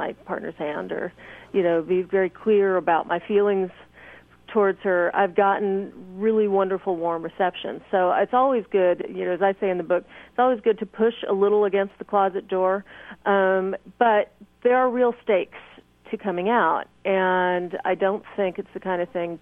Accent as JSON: {"language": "English", "region": "California", "country": "United States", "tie": "born or raised there", "also_born_or_lived": "Nashville, Tennessee", "said": "when I'm in California, I know this state so well that I kind of know in my hometown where it's okay to walk down the street holding hands."}